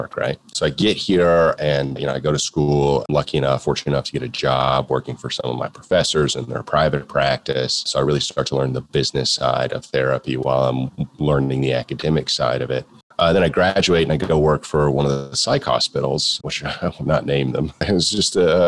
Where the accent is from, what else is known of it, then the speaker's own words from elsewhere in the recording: Florida, United States; moved away as an adult; also born or lived in Texas; I was from Florida